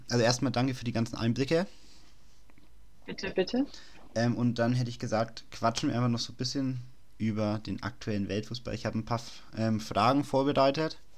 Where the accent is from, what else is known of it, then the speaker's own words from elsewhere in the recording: Nuremberg, Bavaria, Germany; Ich meine, ich bin ja auch aus Nürnberg.